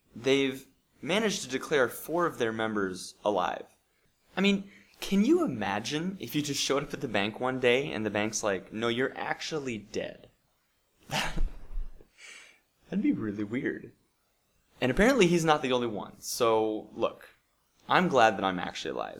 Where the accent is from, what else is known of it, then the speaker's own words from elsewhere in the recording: Bozeman, Montana, United States; moved away; So we went to Bozeman, Montana, and uh, which is my hometown